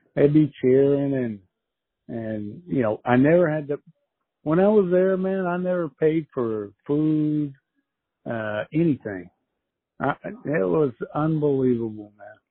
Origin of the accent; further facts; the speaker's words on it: United States; also born or lived in Mexico; I'm an American